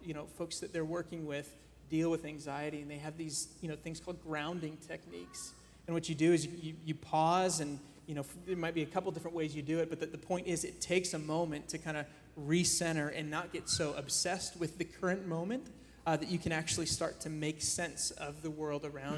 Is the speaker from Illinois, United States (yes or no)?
yes; Chicago, Illinois, United States; moved away as an adult; now in Columbus, United States; I'm born and raised in Chicago